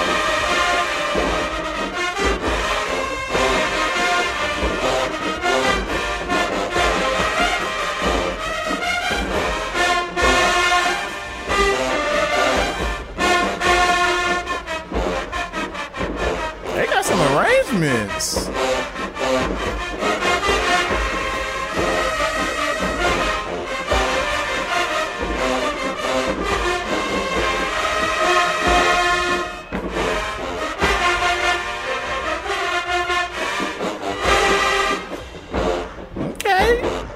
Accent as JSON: {"language": "English", "town": "Dallas", "region": "Texas", "country": "United States", "tie": "born or raised there", "said": "I'm from Dallas"}